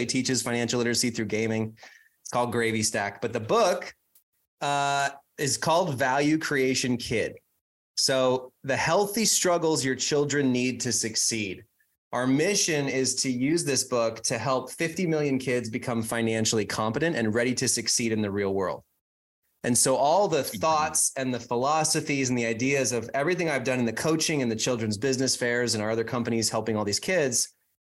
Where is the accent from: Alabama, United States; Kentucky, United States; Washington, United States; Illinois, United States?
Washington, United States; Whidbey Island, north of Seattle; now in Phoenix, United States; I grew up about 20 miles from the Canadian border